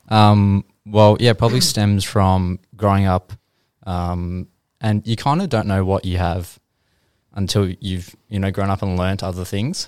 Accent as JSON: {"language": "English", "town": "Geelong", "region": "Victoria", "country": "Australia", "tie": "born or raised there", "said": "I grew up in Geelong. Uh, I've probably moved house about 15 or so times."}